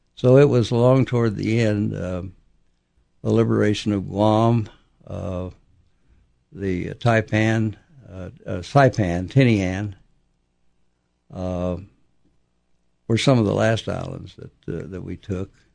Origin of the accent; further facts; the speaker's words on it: Oklahoma, United States; I was born. I grew up in Oklahoma